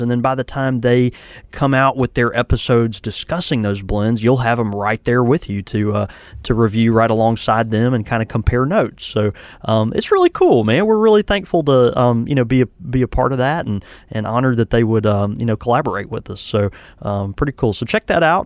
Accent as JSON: {"language": "English", "region": "the South", "country": "United States", "said": "I'm from the South."}